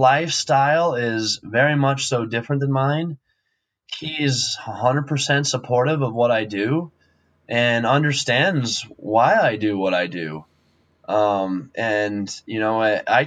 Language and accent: English; Wyoming, United States; I'm from Wyoming, I grew up a rancher